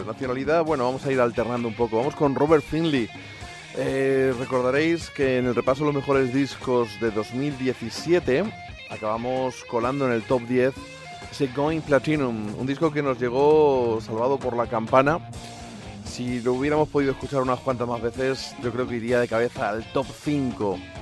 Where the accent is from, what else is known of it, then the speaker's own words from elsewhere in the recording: Spain; soy español